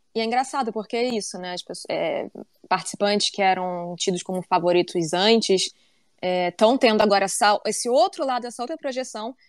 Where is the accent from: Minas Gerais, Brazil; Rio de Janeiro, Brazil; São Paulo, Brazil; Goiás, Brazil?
Rio de Janeiro, Brazil; eu sou carioca